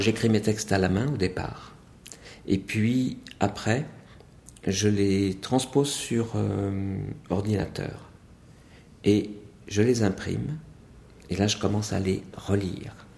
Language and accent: French; Montagnes Noires, Brittany, France; d'où je viens, c'est clair, c'est simple, c'est net, c'est la de Bretagne. C'est de Bretagne dans une petite région qu'on appelle euh, les Montagnes Noires, située 30 km au nord de l'Orient.